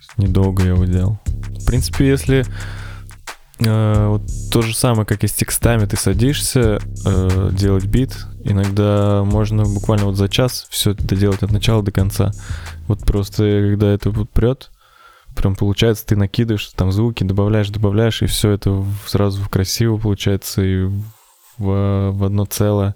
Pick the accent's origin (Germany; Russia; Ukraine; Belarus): Russia; Ufa, Bashkortostan; я тоже из Уфы, как и Макс